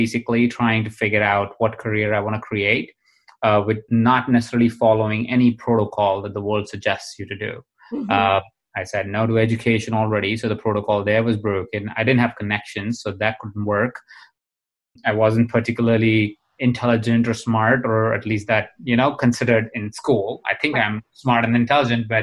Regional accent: Jaipur, Rajasthan, India; I was born in India. I was born in a small town in India called Jaipur.

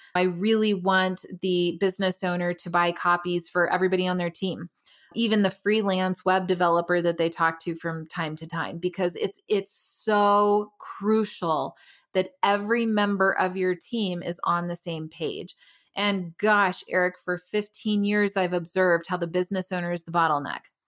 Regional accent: Tucson, Arizona, United States; moved away as an adult; also born or lived in Denver, Colorado; now in Frederick, United States; I'm originally from Tucson, Arizona

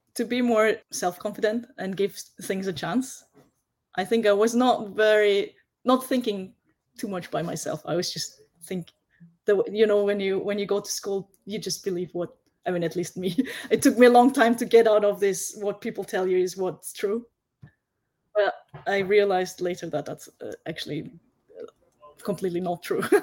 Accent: Vienna, Austria; now in Japan; I grew up in Vienna and I went to local school.

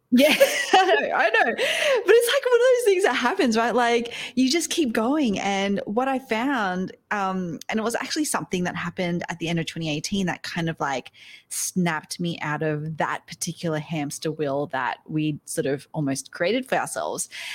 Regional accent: Australia; now in New York City, United States; I am Aussie. I'm Australian, um, but I live over in the States now. I'm here in New York City.

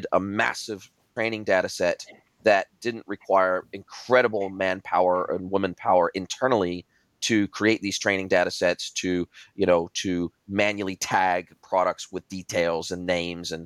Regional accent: Southern California, United States; moved away as an adult; now in New Zealand; I grew up in Southern California, close to Mexico

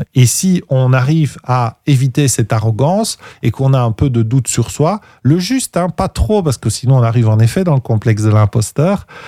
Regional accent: Belgium; chez nous en Belgique

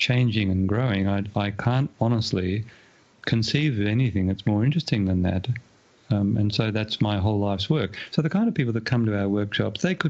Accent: Australia; my hometown here in Australia

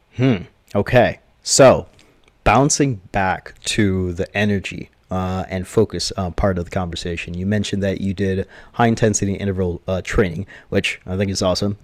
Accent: Jamaica; I am Jamaican, uh, 100%, uh, born and raised.

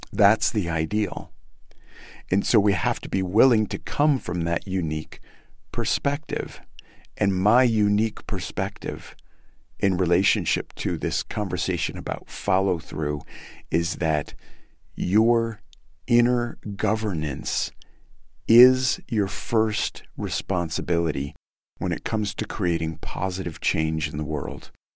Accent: United States

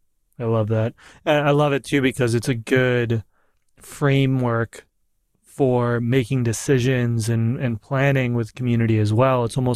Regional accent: New York, United States; I'm a New Yorker

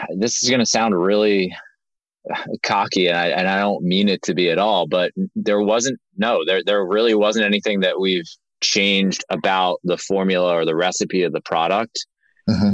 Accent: Linthicum, Maryland, United States; We grew up in Maryland, uh, right outside of Baltimore, in a in a town called Linthicum

